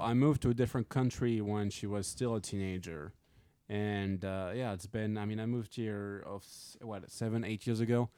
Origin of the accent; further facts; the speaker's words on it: Montmiral, south of France, France; moved away; where I'm from